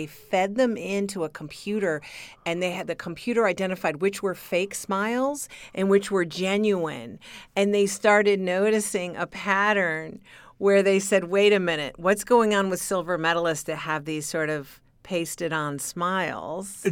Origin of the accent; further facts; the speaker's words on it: Michigan, United States; accent: Michigan; my Michigan accent